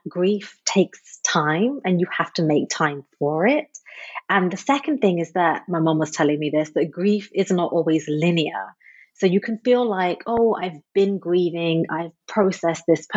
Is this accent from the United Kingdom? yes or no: yes; Midlands, United Kingdom; I was born and raised in England. I was brought up in a very tight-knit conservative immigrant community in the middle of the UK, literally in a part called the Midlands.